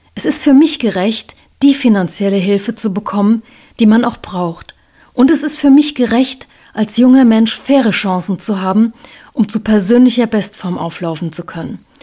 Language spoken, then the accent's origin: German; Germany; bei uns in Deutschland